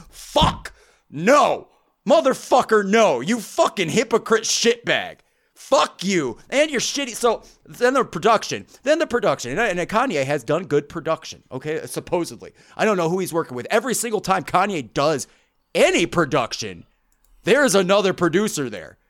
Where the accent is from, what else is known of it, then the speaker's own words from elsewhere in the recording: Midwest, United States; growing up in the Midwest